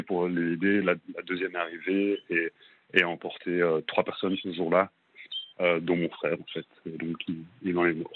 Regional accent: Brussels, Brussels-Capital Region, Belgium; moved away as an adult; now in Melbourne, Australia; je suis à Bruxelles, en Belgique. Je suis belge.

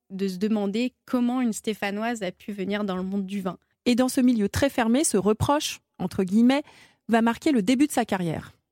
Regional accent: Rhône Valley, France; Chez nous, en Vallée du Rhône, c'est l'université du vin de suse

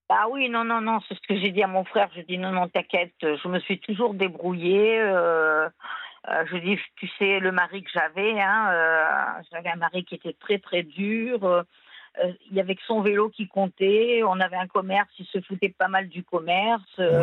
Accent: Tunisia; now in France; je viens de Tunisie

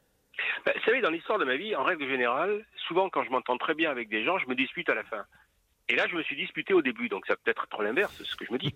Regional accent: Toulon, Provence-Alpes-Côte d'Azur, France; also born or lived in Ollioules; je suis né à Toulon, enfin, à Olioul, hein, donc j'y ai vécu trois jours

